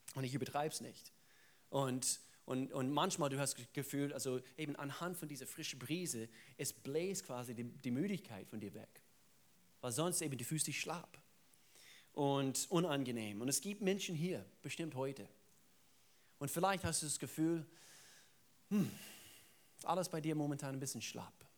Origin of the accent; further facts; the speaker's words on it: the Southern United States, United States; German is a second language; moved away; Da, wo ich herkomme, ich komme aus den Südstaaten